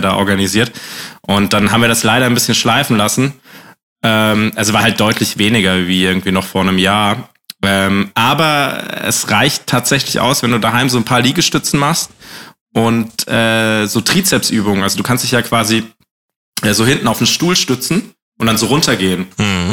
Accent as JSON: {"language": "German", "town": "Bad Dürkheim", "region": "Rhineland-Palatinate", "country": "Germany", "tie": "born or raised there", "moved": "yes", "lives_now": "Baden-Württemberg, Germany", "said": "in Bad Dürkheim bin ich groß geworden"}